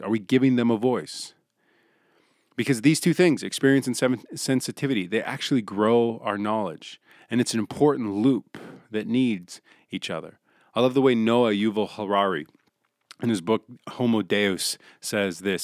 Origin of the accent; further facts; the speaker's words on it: Billings, Montana, United States; born and raised in Billings